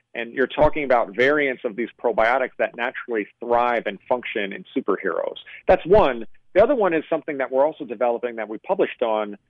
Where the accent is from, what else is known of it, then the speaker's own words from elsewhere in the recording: New York, United States; I grew up in New York